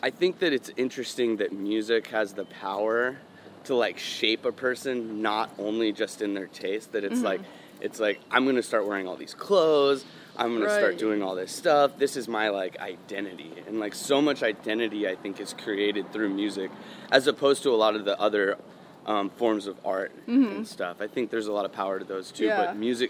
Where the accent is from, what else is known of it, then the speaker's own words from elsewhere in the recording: Dallas, Texas, United States; I grew up in Dallas.